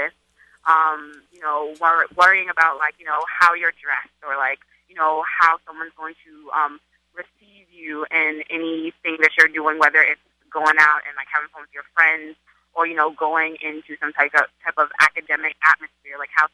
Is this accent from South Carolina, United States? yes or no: yes; Charleston, South Carolina, United States; now in New York, United States; I'm from Charleston, South Carolina, but I live in New York